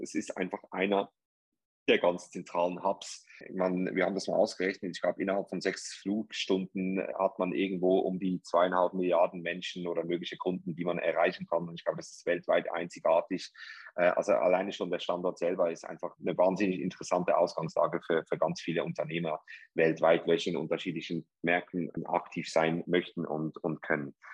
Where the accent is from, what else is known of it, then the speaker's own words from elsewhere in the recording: Zurich, Switzerland; accent: Swiss; moved away as an adult; also born or lived in New York; now in Dubai, United Arab Emirates; Ich bin ursprünglich aus Zürich, aus der Schweiz.